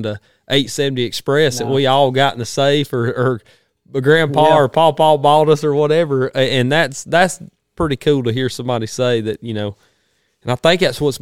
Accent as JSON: {"language": "English", "region": "the South", "country": "United States", "tie": "born or raised there", "lives_now": "Georgia, United States", "said": "growing up in the South"}